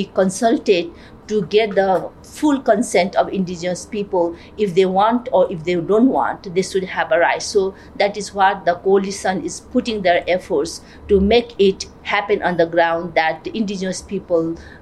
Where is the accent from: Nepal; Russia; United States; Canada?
Nepal; I'm from Nepal